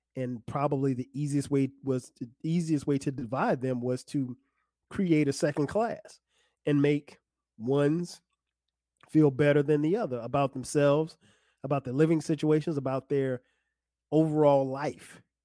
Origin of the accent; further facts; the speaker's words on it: South Carolina, United States; growing up in South Carolina